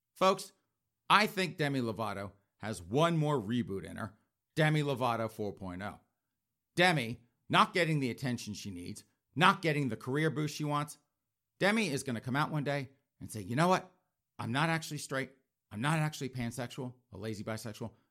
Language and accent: English; South Carolina, United States; that's my home state